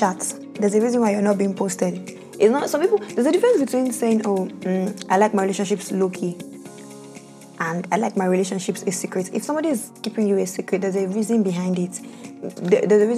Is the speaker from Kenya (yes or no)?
no; Bayelsa, Nigeria; Bayelsa is my home state